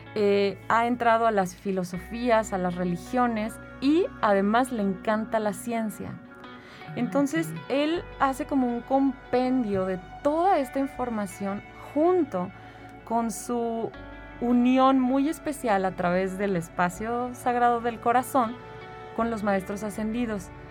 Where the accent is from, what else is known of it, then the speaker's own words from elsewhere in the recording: San Luis Potosí, Mexico; also born or lived in Mexico City; yo soy de aquí de San Luis Potosí